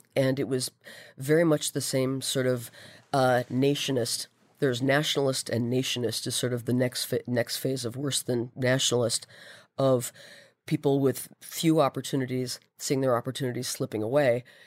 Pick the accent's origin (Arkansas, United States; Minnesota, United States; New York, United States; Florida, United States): Minnesota, United States; I am Minnesota born and bred.